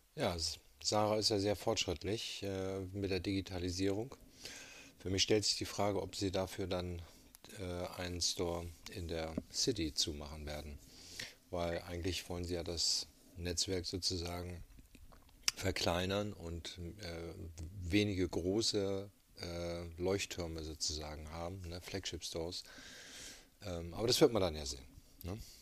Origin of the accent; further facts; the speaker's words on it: Hamburg, Germany; als Hamburger